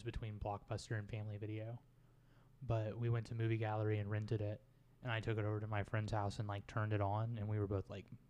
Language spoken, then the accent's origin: English; Kansas, United States; I grew up in Kansas.